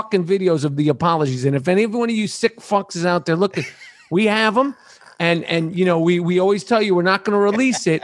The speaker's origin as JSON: {"language": "English", "town": "New York City", "region": "New York", "country": "United States", "tie": "born or raised there", "said": "I grew up in New York City in the seventies and eighties"}